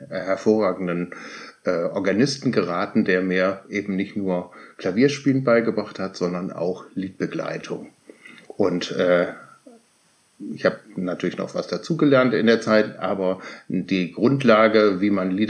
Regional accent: Cologne, North Rhine-Westphalia, Germany; moved away as an adult; also born or lived in Lower Saxony; now in Hamburg, Germany; komme aber gebürtig aus Köln.

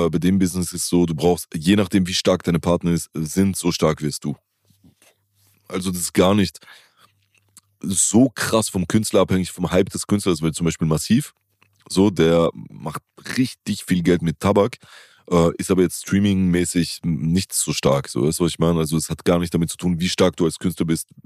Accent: Italy; für mich als Italiener wäre es halt wie wenn, keine Ahnung, also

